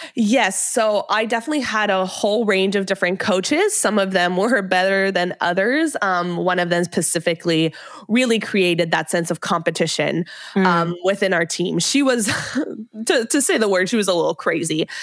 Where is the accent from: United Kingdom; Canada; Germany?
Canada; Montreal, Quebec; moved away as an adult; also born or lived in Ottawa; I moved from Montreal to Ottawa to go to university